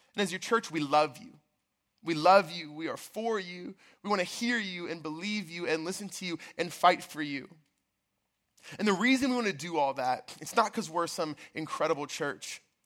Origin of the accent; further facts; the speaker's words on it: outside of Baltimore, Maryland, United States; I grew up outside of Baltimore, Maryland.